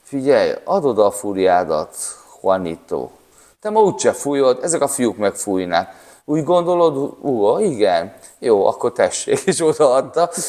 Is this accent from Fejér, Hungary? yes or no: yes; Székesfehérvár, Fejér, Hungary; Mi, mi vidéki gyerekek ami mi Székesfehérvárról jöttünk.